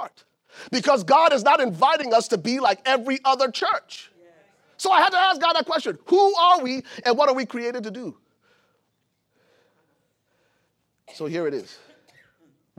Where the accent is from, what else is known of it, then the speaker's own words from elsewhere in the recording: Liberia; moved away; I'm from Liberia, West Africa.